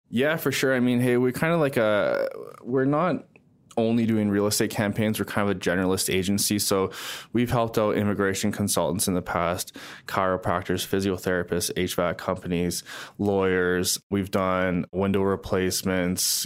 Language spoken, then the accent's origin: English; Calgary, Alberta, Canada; also born or lived in Surrey, British Columbia; Born in Surrey, BC, the Vancouver area. Moved to Calgary actually when I was quite young. So I do consider myself a Calgarian